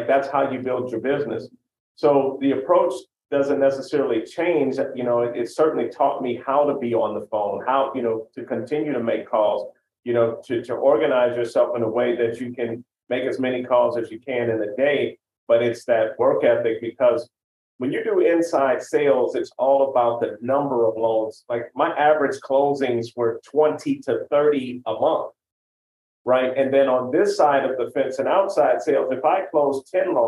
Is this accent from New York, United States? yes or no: no; St. Louis, Missouri, United States; I'm from Missouri, from the St. Louis area